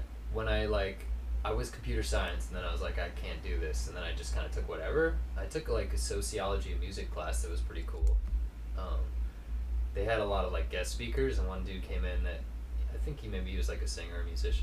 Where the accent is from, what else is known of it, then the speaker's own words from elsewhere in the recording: Maine, United States; also born or lived in Outer Banks, North Carolina / Culpeper, Virginia / Canada / St. Louis; I was born on the Outer Banks, North Carolina. So there until I was six. Then we moved to Culpeper, Virginia for a year and a half. Then we moved to Maine.